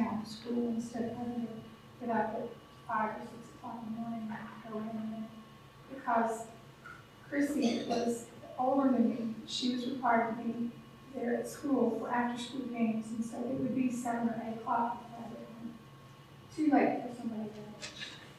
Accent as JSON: {"language": "English", "country": "Kenya", "tie": "born or raised there", "said": "In Kenya, we would say, Jambo. I was just 9 years old when I accepted Je"}